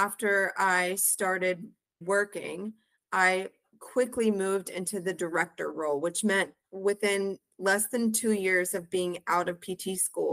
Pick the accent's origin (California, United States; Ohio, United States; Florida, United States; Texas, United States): Texas, United States; Humble; also born or lived in College Station, Texas; I am originally from the Houston area, a town called Humble, Texas